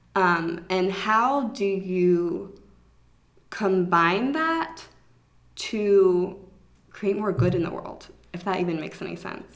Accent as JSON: {"language": "English", "town": "Atlanta", "region": "Georgia", "country": "United States", "tie": "born or raised there", "said": "I grew up in Atlanta, so I have my mm-hmm. childhood friends"}